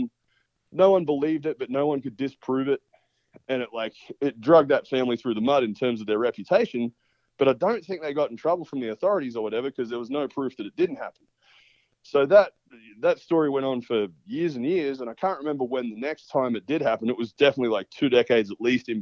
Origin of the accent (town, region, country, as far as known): Australia